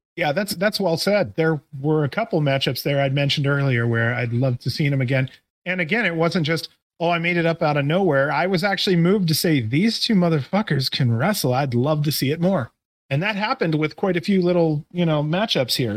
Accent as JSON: {"language": "English", "town": "Canton", "region": "Ohio", "country": "United States", "also_born_or_lived": "Cleveland, Ohio", "said": "I'm a Cleveland guy. I'm originally from the Canton area."}